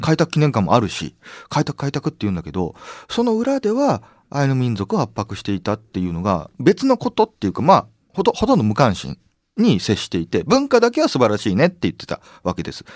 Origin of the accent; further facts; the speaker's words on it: Sapporo, Hokkaido, Japan; moved away as an adult; 北海道長く札幌で生まれて18年間高校まで生まれ育ちましたけれども